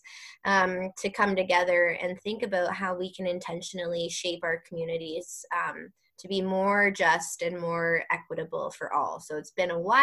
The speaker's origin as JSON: {"language": "English", "area": "Waterloo Region", "region": "Ontario", "country": "Canada", "tie": "born or raised there", "moved": "as an adult", "lives_now": "Halton Region, Canada", "said": "I grew up in Waterloo region. I now live in Halton region"}